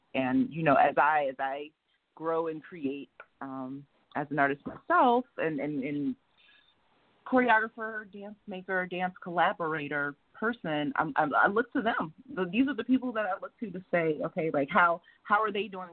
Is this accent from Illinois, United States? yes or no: yes; Chicago, Illinois, United States; also born or lived in New York / Brooklyn; now in Oakland, United States; I'm originally from Chicago